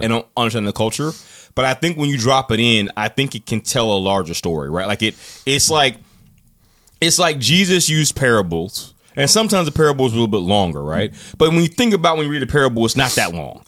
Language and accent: English; United States; we are American